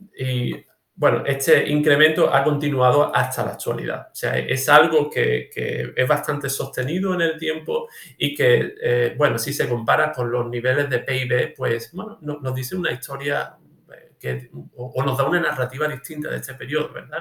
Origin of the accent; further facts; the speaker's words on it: Olvera, Andalusia, Spain; de mi pueblo, Olvera, en la Sierra de Cádiz